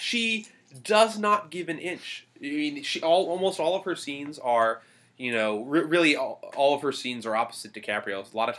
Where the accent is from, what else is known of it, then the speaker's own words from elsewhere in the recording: Boston, Massachusetts, United States; especially when I was, like, growing up, it's like, I'd meet people and they wouldn't believe me when I'd say I'm from Boston because I have real.